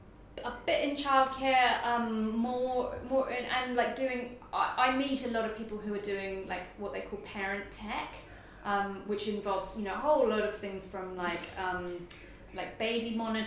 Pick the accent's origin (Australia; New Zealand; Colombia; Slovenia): New Zealand; this was quite a big deal because I'm from New Zealand, so to go from New Zealand to Germany is like very far.